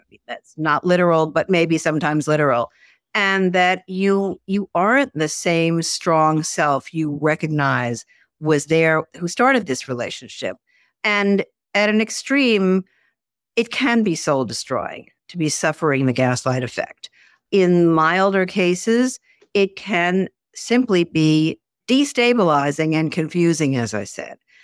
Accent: Garden City, New York, United States; I grew up outside of New York City in a, a suburb called Garden City

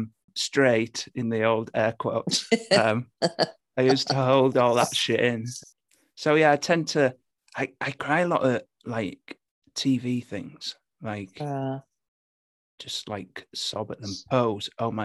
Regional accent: Hull, Yorkshire and the Humber, United Kingdom; accent: Hull; I've dialed it back a bit, actually. I'm from Hull originally, and the Hull accent is terrible.

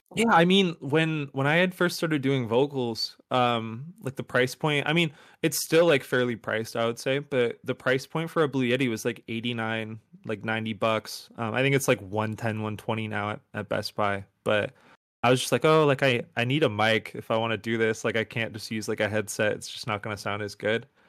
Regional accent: outside of Buffalo, upstate New York, United States; I grew up in upstate New York, like, outside of Buffalo

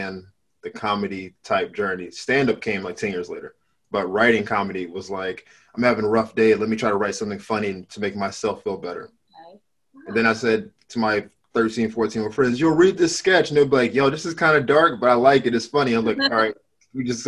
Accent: Florida, United States; moved away as an adult; also born or lived in Miami; now in Los Angeles, United States; I'm from Florida originally

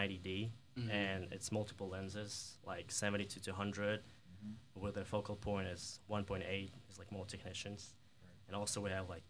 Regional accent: Kyiv, Ukraine; English is a second language; moved away as an adult; also born or lived in New York; now in Mississippi, United States; I'm from Europe, from Ukraine, Kiev

